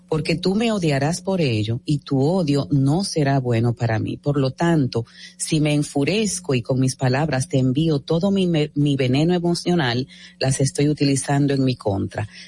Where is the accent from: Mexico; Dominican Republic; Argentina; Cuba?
Dominican Republic; soy dominicana.